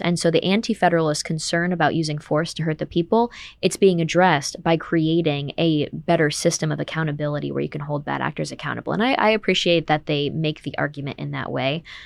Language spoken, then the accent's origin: English; Saratoga Springs, New York, United States; I'm from Saratoga